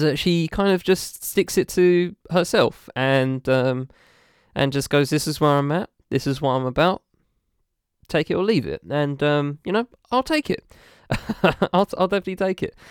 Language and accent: English; United Kingdom; a British person who is of a mixed race